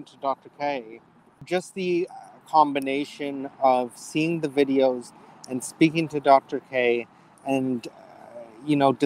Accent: Toronto, Ontario, Canada; moved away as an adult; also born or lived in Cleveland, United States / Toledo, United States / Columbus, United States; now in Wichita, United States; I am originally from Toronto, Canada

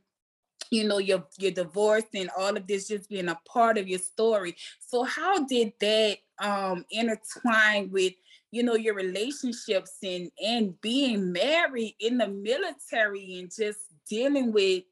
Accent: New Orleans, Louisiana, United States; I'm from New Orleans, so my little accent is AI

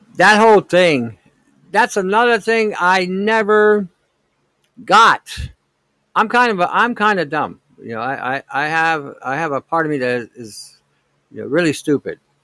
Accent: Detroit, Michigan, United States; I grew up in Detroit back in '67. We had the riots, the, the race riots in Detroit

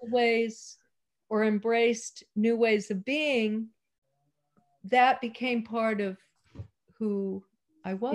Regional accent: Salinas, California, United States; also born or lived in Maui, Hawaii / Marin County, California; I was born in Salinas, oh, California

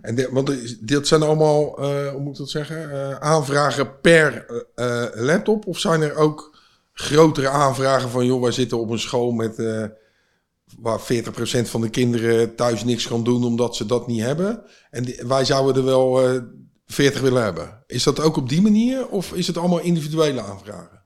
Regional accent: Vlaardingen, South Holland, Netherlands; ik kom zelf uit Vlaardingen, of ik woon in Vlaanderen

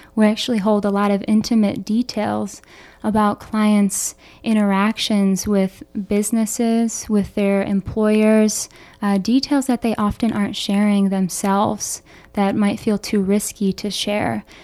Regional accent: Philadelphia, Pennsylvania, United States; moved away as an adult; also born or lived in Boulder, Colorado; now in Chicago, United States; growing up in Philadelphia with two mental health professionals

